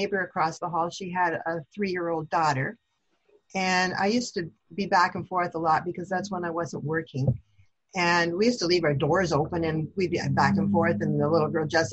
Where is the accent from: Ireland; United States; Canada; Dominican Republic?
Canada; Brantford, Ontario; moved away as an adult; now in London, Canada; And I was brought up in Brantford, born and brought up there. I did all my schooling in Brantford.